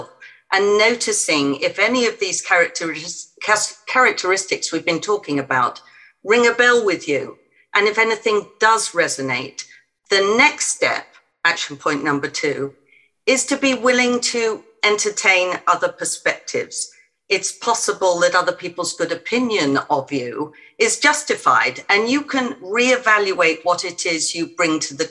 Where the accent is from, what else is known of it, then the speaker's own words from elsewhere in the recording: England, United Kingdom; being English